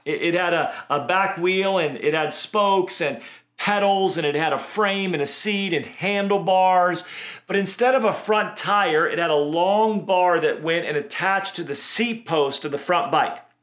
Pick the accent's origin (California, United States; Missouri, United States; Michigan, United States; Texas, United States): California, United States; Redding; Where I grew up in Redding, California